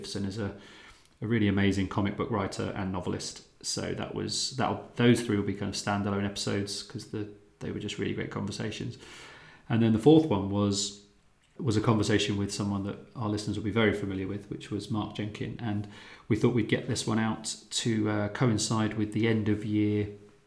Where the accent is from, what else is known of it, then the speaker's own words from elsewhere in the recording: Luton, East of England, United Kingdom; Luton, my hometown